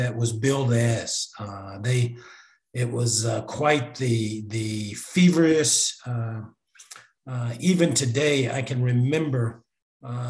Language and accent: English; Richmond, Virginia, United States; I'm from Richmond